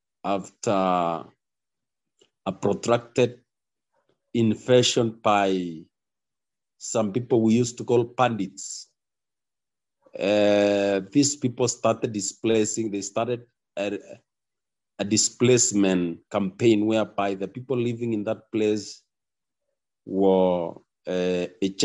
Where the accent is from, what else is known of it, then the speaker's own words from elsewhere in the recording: Baringo County, Kenya; from Baringo County in Kenya. I represent Baringo community, particularly a community called Tuken community. Where I come from, specifically, I come from Baringo North